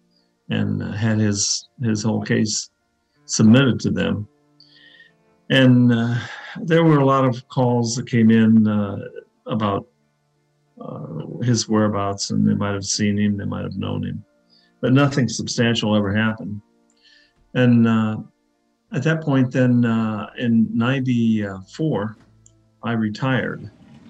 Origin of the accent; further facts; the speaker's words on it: Mansfield, Ohio, United States; I grew up on North Mulberry Street down in Mansfield